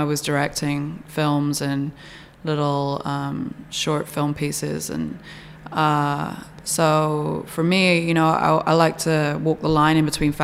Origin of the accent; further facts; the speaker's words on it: an hour south of London, South East England, United Kingdom; moved away as an adult; now in New York, United States; I grew up in England, hour south of London